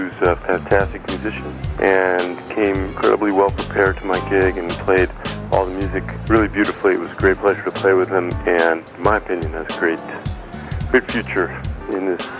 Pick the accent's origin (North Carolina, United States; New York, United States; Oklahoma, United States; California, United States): New York, United States; New York City; I'm a guitarist from New York City